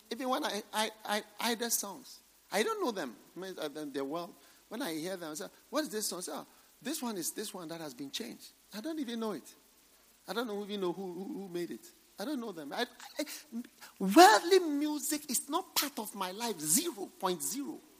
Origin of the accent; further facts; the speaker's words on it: Ghana; I'm not a full Ghanaian, I'm half Ghanaian.